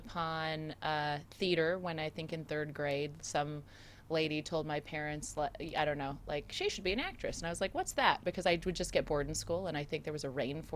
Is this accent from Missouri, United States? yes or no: no; San Diego, California, United States; also born or lived in Okinawa, Japan / Oceanside, California; I was born in Okinawa, Japan. My dad was in the military. He was in the Marine Corps. And then eventually we moved to Southern California. So I actually spent most of my life, I grew up in San Diego